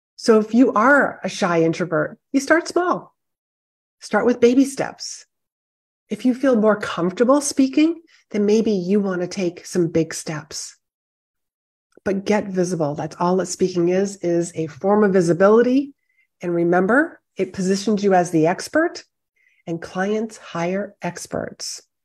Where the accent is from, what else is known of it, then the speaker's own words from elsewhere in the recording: Northeast, United States; I am from the Northeast